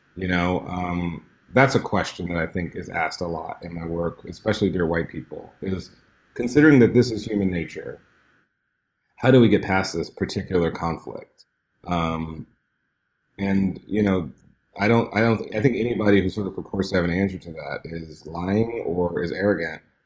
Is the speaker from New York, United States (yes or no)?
no; Houston, Texas, United States; I grew up in Houston, Texas